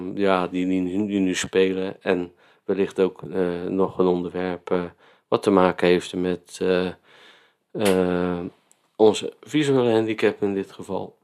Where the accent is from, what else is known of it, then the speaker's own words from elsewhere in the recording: Vlaardingen, South Holland, Netherlands; now in Spijkenisse, Netherlands; wij wonen in Spijkenisse en ik kom uit Vlaardingen